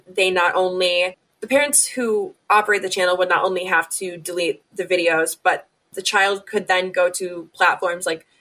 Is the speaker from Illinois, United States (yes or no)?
yes; Illinois, United States; my home state of Illinois